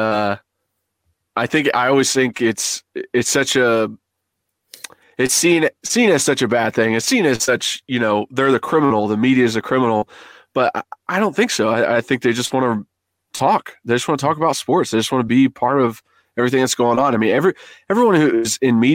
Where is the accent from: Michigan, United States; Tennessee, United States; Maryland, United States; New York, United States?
Tennessee, United States; Oak Ridge; also born or lived in Knoxville, Tennessee; I am from Knoxville, grew up in a town called Oak Ridge, right outside